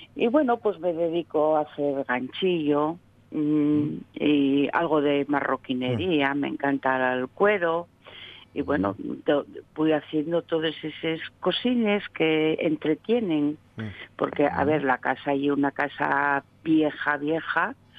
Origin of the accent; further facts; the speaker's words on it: Gijón, Asturias, Spain; also born or lived in Sama de Langreo; yo soy de Sama, pero vine para Gijón a los ocho años. Mm. Y estuve allí hasta los veinticuatro